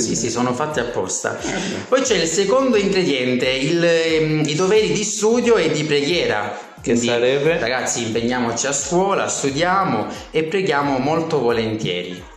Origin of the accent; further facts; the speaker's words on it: Gela, Sicily, Italy; moved away; ventisette anni, eh, vengo da Gela, una bellissima città della Sicilia.